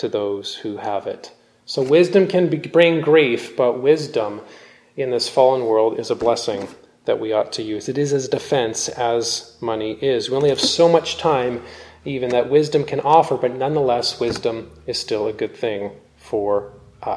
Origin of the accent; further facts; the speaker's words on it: Canada; also born or lived in California; I'm Canadian